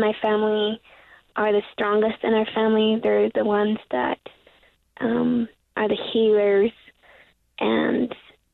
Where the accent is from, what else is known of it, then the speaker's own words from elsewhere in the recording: Tuba City, Arizona, United States; now in Salt Lake City, United States; I was born and raised on Tuba City, Arizona